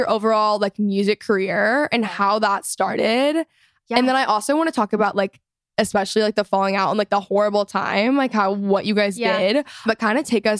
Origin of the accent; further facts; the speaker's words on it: Texas, United States; I'm also from Texas